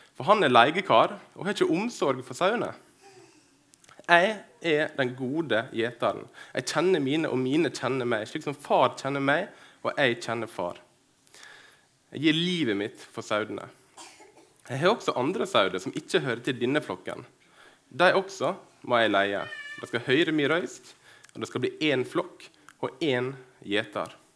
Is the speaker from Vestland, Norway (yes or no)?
no; Dyrkorn, Møre og Romsdal, Norway; moved away as an adult; now in Kristiansund, Norway; saudene i fjøsen hjemme på Dyrkorn. Eh, jeg bor i Kristiansund